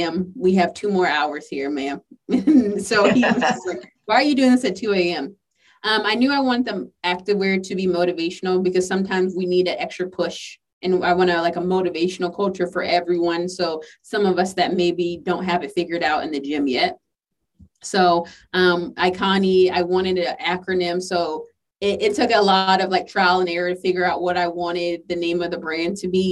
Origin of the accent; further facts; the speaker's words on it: the South, United States; I'm from the South